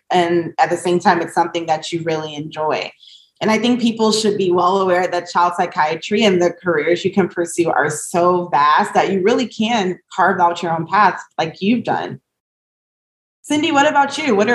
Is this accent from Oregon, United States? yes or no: no; Texas, United States; moved away as an adult; now in New York City, United States; I was born and raised in Texas. So I did all of my training up till now back home in Texas.